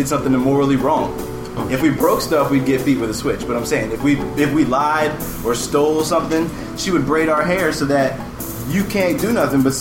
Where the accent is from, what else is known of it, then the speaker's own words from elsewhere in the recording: Bucks County, Pennsylvania, United States; also born or lived in Anguilla, British West Indies / Philadelphia; I grew up in Bucks County, Pennsylvania. I was born in Jefferson Hospital, raised in Bucks County, Pennsylvania, as well as a teeny tiny little island that has the biggest personality possible